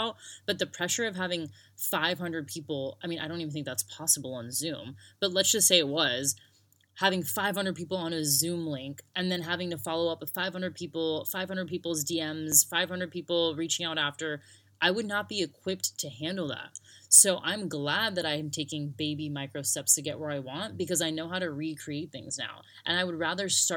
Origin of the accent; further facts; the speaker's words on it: United States; moved away as an adult; also born or lived in Sydney, Australia / Broome, Australia; now in Australia; I grew up in America